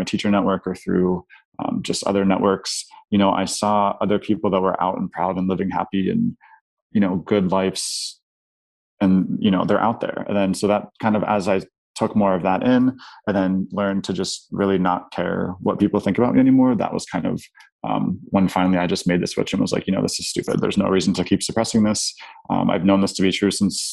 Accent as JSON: {"language": "English", "town": "Pittsburgh", "region": "Pennsylvania", "country": "United States", "tie": "born or raised there", "moved": "as an adult", "lives_now": "Chicago, United States", "said": "I grew up in a pretty affluent white suburb in Pittsburgh, middle to upper class"}